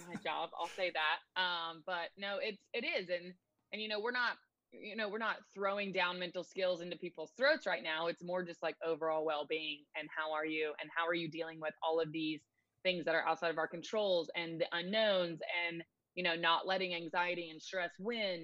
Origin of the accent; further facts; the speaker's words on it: Nashville, Tennessee, United States; also born or lived in Chattanooga, Tennessee; I am born and raised in Nashville